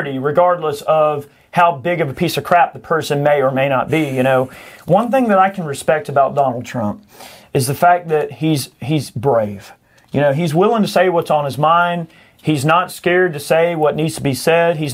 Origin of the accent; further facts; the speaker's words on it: United States; I am an American